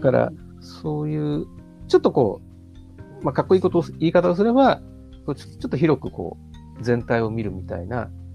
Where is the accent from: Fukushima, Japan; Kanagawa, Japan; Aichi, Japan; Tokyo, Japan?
Tokyo, Japan; Tokyo side of the Seibu Line, Japan; also born or lived in Tokorozawa, Saitama; その時は僕、東京の方にいたんですけど、 まあ、その西武線乗ってたらもう、もう西武線で生まれ育ってます